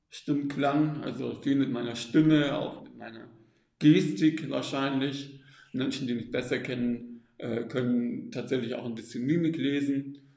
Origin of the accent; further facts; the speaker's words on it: Stuttgart, Baden-Württemberg, Germany; also born or lived in Austria; aufgewachsen im Großraum Stuttgart und ähm, habe dann studiert in Österreich Psychologie und habe dann äh, im Norden mit Kindern und Jugendlichen gearbeitet